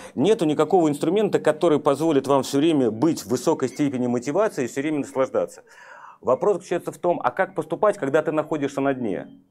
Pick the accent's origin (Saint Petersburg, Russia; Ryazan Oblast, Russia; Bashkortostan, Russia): Saint Petersburg, Russia; Я вырос на Петроградке, а Петроградка – это коммунальные квартиры